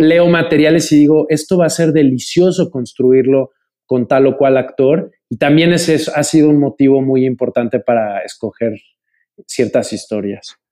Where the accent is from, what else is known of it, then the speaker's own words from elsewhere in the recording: Mexico; soy eh, mexicano